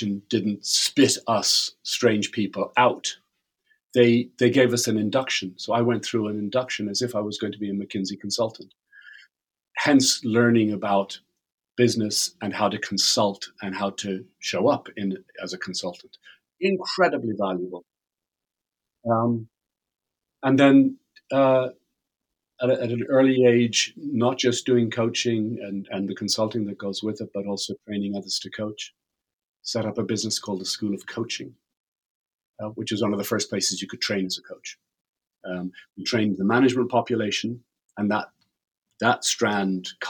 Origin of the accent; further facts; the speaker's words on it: Ireland; I'm Irish